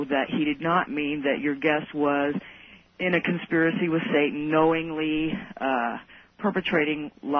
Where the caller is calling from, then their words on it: Greenville, South Carolina, United States; I'm calling from Greenville, South Carolina.